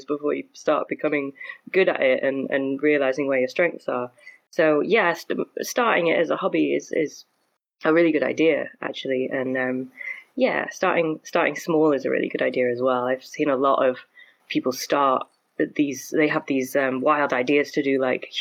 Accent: Stockport, North West England, United Kingdom; I grew up in Stockport, which is kind of near Manchester in the UK.

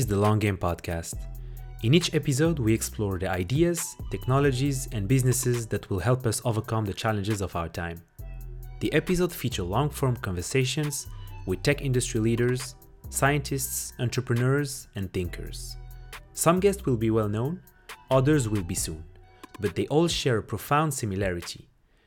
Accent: Morocco; I'm also from Africa, from Morocco.

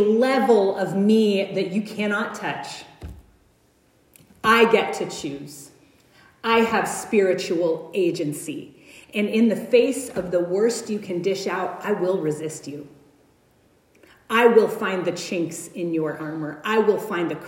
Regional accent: United States; I'm white. I'm American

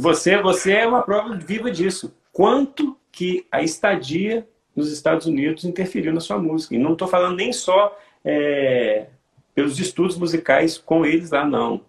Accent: Santos Dumont, Minas Gerais, Brazil; eu sou de Santos Dumont, Minas Gerais

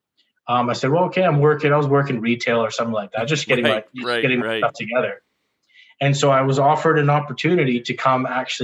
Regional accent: Victoria, British Columbia, Canada; also born or lived in Vancouver; growing up in Victoria, I moved to Vancouver for a bit to go to school

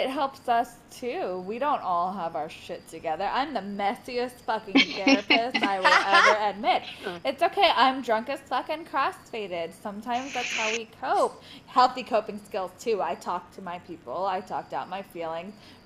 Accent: Orange County, California, United States; I'm from Orange County

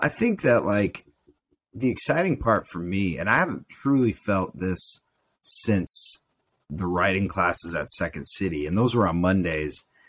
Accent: United States; as a man, as an American male

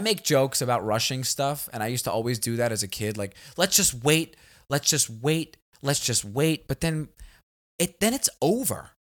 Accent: New York City, New York, United States; also born or lived in Los Angeles, United States; now in Texas, United States; We're both from Staten Island

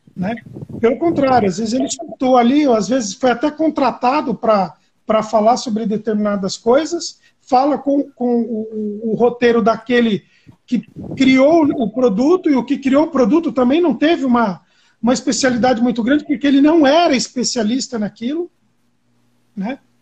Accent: São Caetano do Sul, São Paulo, Brazil; Eu moro no ABC, né? eu sou de São Caetano

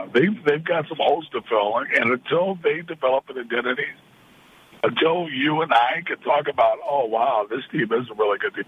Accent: Sacramento, California, United States; It's my hometown

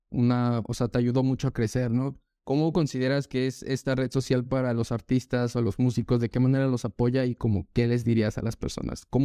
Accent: Mexico; pero como que nosotros como mexicanos no nos identificamos.

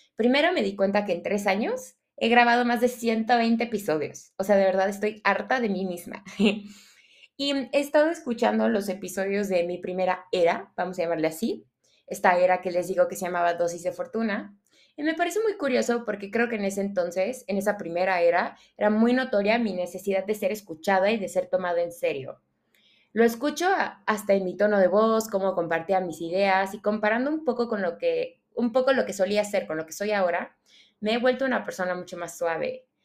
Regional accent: Venezuela; now in Mexico; yo soy venezolana. Llevo mucho tiempo viviendo en México, pero soy venezolana

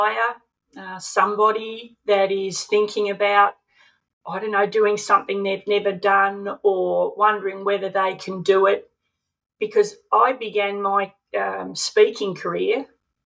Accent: Melbourne, Victoria, Australia; we grew up in Vermont in Melbourne

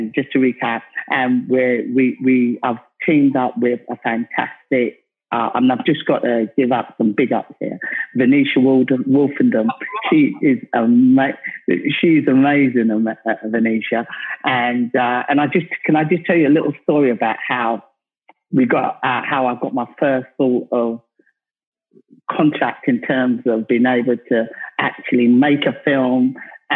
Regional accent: London, United Kingdom; I come from South London

